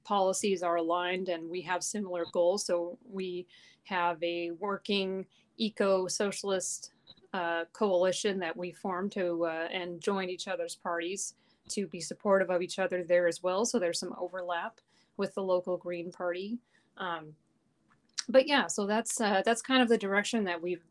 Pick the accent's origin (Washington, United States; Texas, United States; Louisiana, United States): Washington, United States; Federal Way; also born or lived in Tacoma / Ellensburg / Tumwater; I was born in Tacoma, grew up in Federal Way